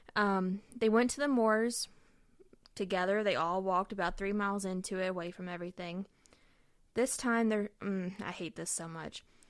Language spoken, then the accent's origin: English; United States; we're American